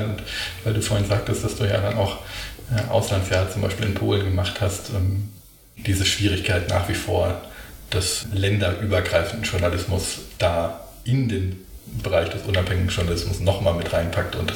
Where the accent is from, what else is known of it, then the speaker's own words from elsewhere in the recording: Berlin, Germany; aber ich, ich bin Berlinerin